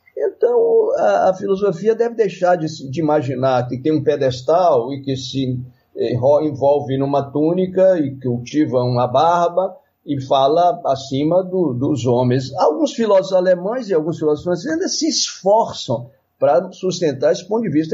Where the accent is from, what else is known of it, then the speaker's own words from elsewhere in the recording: Minas Gerais, Brazil; sou mineiro e pisciano